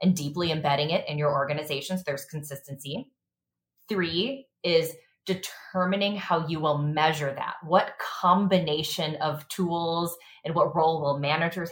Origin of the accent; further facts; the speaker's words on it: Chicago, Illinois, United States; I'm a Chicago native